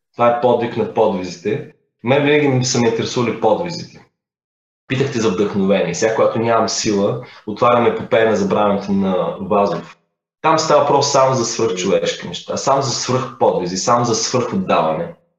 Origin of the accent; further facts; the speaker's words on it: Bulgaria; не съм питал дали съм първият българин. Впоследствие разбрах, че съм първия